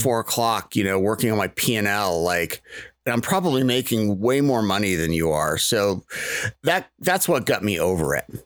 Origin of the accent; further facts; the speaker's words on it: Maine, United States; I grew up in Maine